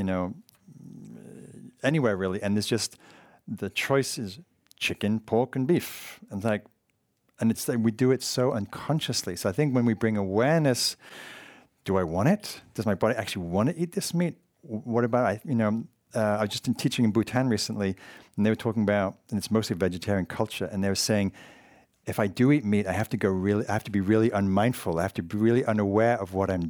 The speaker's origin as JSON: {"language": "English", "region": "England", "country": "United Kingdom", "moved": "yes", "said": "I'm so English"}